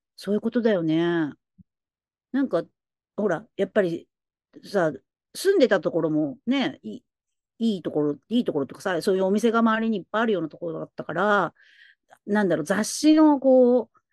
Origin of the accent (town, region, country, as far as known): Tokyo, Japan; born or raised there; now in Nagoya, Japan